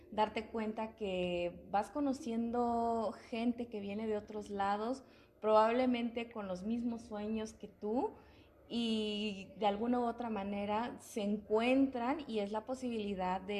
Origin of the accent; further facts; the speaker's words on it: Isthmus of Tehuantepec, Oaxaca, Mexico; moved away as an adult; now in Puebla, Mexico; yo vengo del estado de Oaxaca, específicamente del istmo de Tehuantepec.